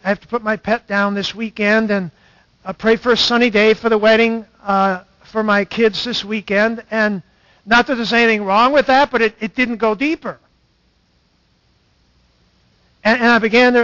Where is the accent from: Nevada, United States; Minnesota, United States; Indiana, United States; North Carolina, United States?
Minnesota, United States; Stanchfield; In my church started in the 1860s, Stanchfield, Minnesota